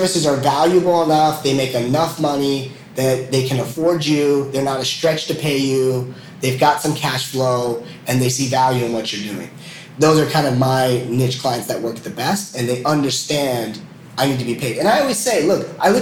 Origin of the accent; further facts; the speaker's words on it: United States; moved away as an adult; as an American